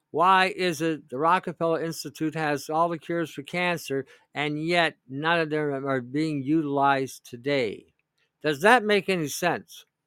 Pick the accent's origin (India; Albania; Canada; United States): Canada